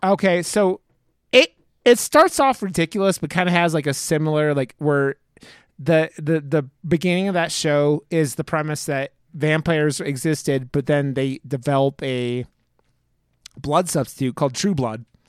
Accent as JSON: {"language": "English", "town": "Cleveland", "region": "Ohio", "country": "United States", "tie": "born or raised there", "moved": "yes", "lives_now": "Denver, United States", "said": "I live in Denver, and I grew up in Cleveland"}